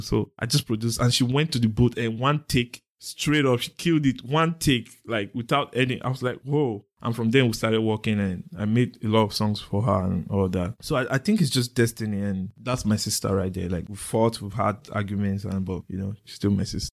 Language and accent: English; Benin City, Edo, Nigeria; growing up in Benin